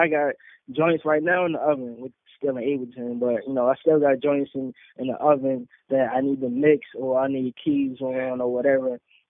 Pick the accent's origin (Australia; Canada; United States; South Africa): United States; North Carolina; I came all the way from North Carolina to, man, that was just a whole dope experience.